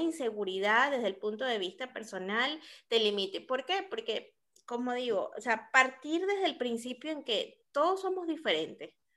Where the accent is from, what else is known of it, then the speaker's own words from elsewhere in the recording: Caracas, Capital District, Venezuela; now in Lima, Peru; soy caraqueña